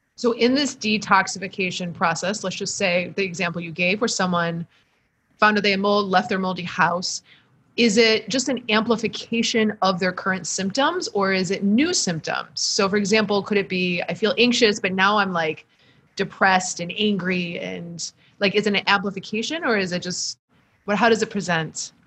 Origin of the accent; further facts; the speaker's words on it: Michigan, United States; a Midwesterner from All Michigan